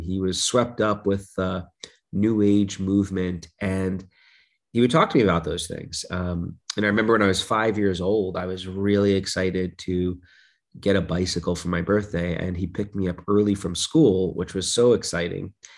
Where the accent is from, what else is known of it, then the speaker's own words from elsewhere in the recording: New York City, New York, United States; now in Michigan, United States; I grew up in Brooklyn, New York